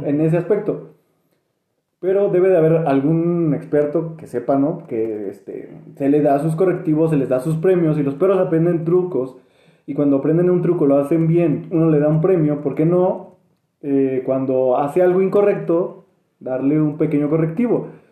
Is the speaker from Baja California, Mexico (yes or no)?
no; State of Mexico, Mexico; Somos mexiquenses.